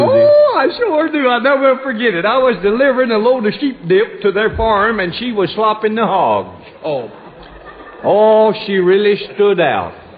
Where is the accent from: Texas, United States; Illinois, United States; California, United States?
Texas, United States; my home state